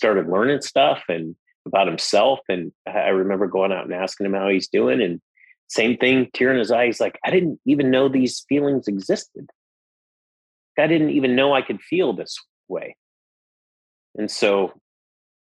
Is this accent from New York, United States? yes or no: no; Las Vegas, Nevada, United States; I grew up in Las Vegas, Nevada